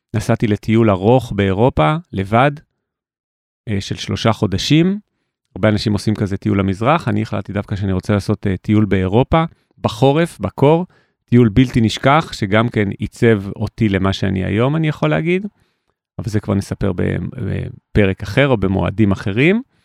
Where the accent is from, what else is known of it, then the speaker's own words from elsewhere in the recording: Jerusalem, Jerusalem District, Israel; וגדלתי בשכונת רמות בירושלים